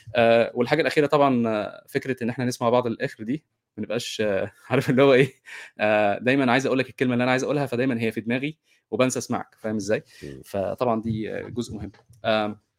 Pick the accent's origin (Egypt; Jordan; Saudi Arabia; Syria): Egypt; احنا كمصريين